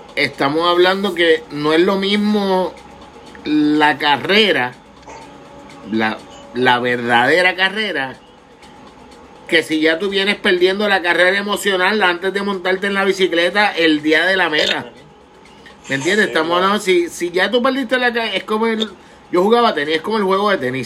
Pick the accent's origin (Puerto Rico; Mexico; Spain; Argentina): Puerto Rico; como puertorriqueños